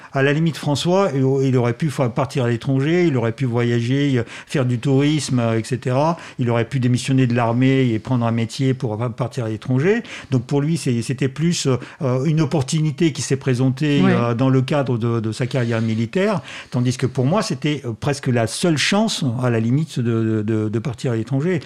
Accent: Moscow, Russia; French is a second language; moved away

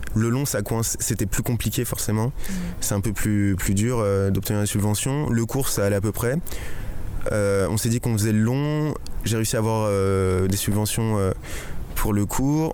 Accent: Chelles, Île-de-France, France; c'est donc ma ville natale

